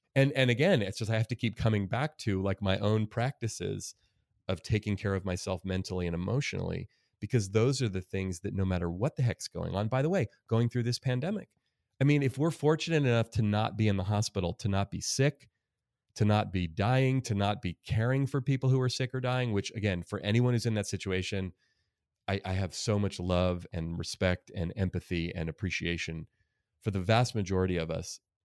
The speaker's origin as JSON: {"language": "English", "town": "Oakland", "region": "California", "country": "United States", "tie": "born or raised there", "said": "my life growing up in Oakland, California, in a really diverse place"}